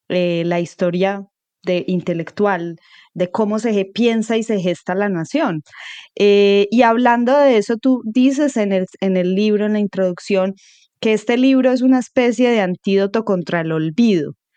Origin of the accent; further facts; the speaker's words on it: Colombia; historias muy fundamentales de lo que hemos sido como colombianos y, y cómo hemos integrado, nos hemos integrado, y cómo nos relacionamos con nuestro componente afro